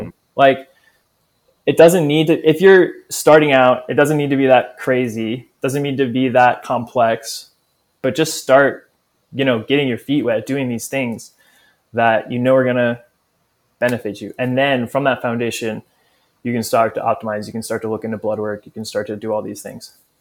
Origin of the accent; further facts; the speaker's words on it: New Orleans, Louisiana, United States; growing up in New Orleans, it's big part of the culture.